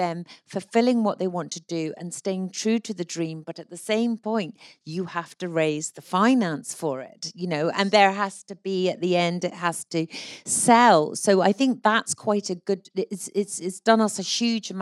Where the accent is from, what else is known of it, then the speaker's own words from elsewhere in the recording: Scotland, United Kingdom; as a Scot